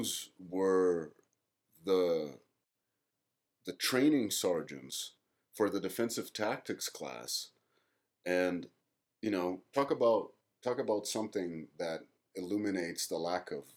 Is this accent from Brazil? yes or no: yes; Brazil; being Brazilian